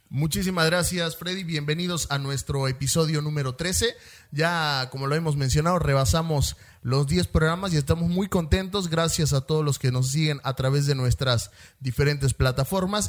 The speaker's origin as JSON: {"language": "Spanish", "country": "Mexico", "tie": "born or raised there", "also_born_or_lived": "Argentina", "said": "nosotros obviamente nacimos aquí en México"}